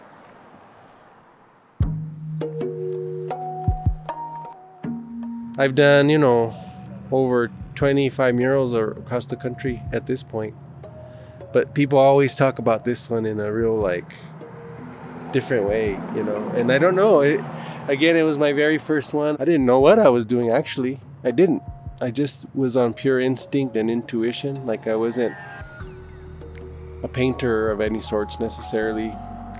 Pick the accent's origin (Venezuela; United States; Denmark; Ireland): United States; Denver, Colorado; I grew up in East Denver, area called Park Hill. So I was actually born there